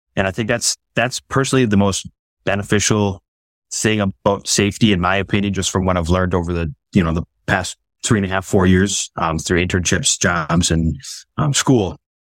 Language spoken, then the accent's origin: English; Schofield, Wisconsin, United States; I grew up in Western Wisconsin, um, kind of the smack middle of the state of Wisconsin